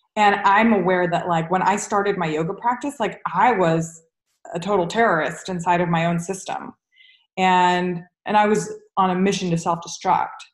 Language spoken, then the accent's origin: English; United States; as an American with a Jewish background